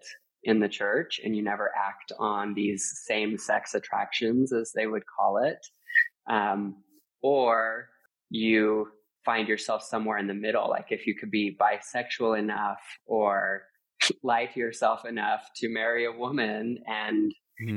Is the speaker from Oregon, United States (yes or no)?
no; Utah, United States; also born or lived in Los Angeles / Costa Rica; I grew up Mormon in Utah